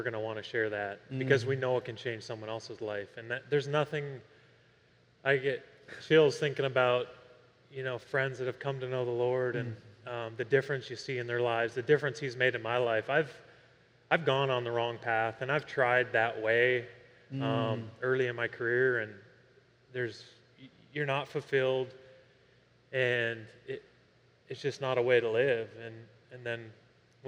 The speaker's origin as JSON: {"language": "English", "country": "Canada", "tie": "born or raised there", "said": "I grew up in Canada where it's countercultural where I grew up to be a Christian"}